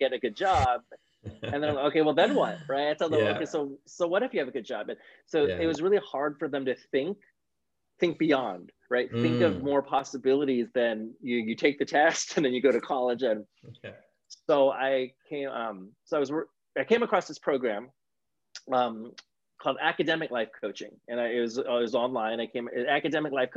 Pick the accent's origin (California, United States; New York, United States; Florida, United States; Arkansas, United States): California, United States; Sacramento; moved away as an adult; also born or lived in Oakland, California / San Diego, California; now in Los Angeles, United States; I was actually born in Northern California. So I was in Oakland. Which is near San Francisco, and I grew up in Sacramento